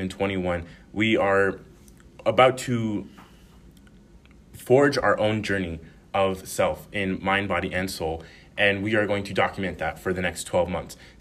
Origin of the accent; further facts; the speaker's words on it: Reno, Nevada, United States; moved away as an adult; in Reno, Nevada, growing up